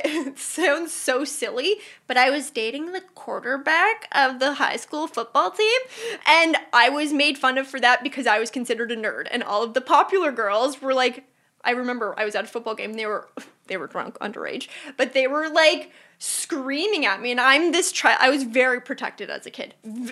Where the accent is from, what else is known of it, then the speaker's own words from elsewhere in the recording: Burlington, Ontario, Canada; Burlington, Ontario.